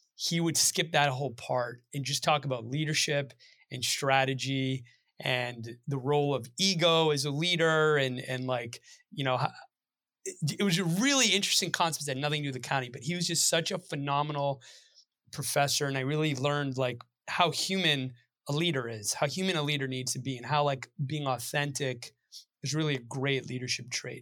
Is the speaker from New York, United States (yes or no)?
no; Belmont, Massachusetts, United States; I grew up right outside of the Boston area in Belmont